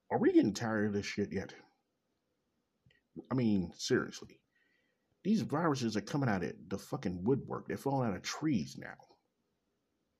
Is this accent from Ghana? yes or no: no; Kansas City, Missouri, United States; Coming live in direct Kansas City, Missouri, my hometown.